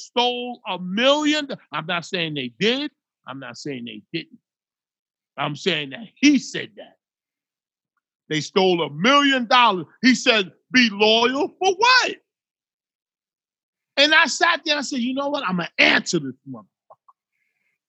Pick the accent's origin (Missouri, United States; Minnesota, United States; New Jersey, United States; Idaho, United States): New Jersey, United States; We used to come from Jersey